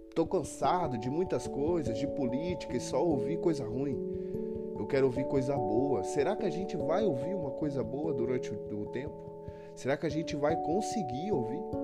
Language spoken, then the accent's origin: Portuguese; Apucarana, Paraná, Brazil; now in Arapongas, Brazil; sou nascido em Apucarana, Paraná. Hoje eu resido em Arapongas.